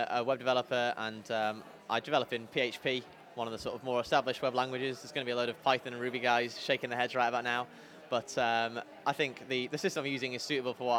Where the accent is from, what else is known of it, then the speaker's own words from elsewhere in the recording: Bury, North West England, United Kingdom; also born or lived in Liverpool / Durham; now in Manchester, United Kingdom; growing up in Bury, moved there when I was 5 years old.